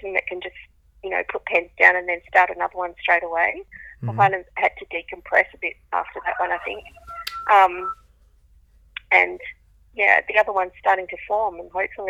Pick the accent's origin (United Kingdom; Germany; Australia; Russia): Australia; near Osterlind, Western Australia; I actually set the story, the second part of the story, in the landscape where I grew up